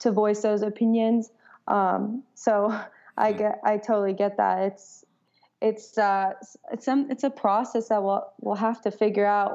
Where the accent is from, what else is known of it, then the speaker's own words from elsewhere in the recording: Los Angeles, California, United States; moved away as an adult; now in Nashville, United States; I'm from California and I grew up in the greater part of Los Angeles, and I actually moved to Nashville about 2 years ago